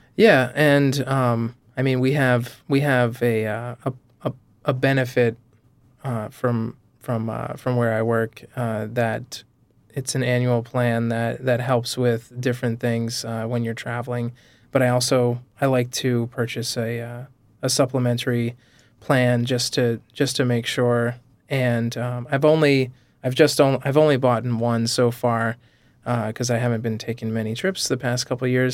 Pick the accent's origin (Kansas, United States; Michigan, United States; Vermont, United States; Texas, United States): Vermont, United States; I grew up in Vermont, so I think, you know, there's a certain kind of laid back quality to, to life in Vermont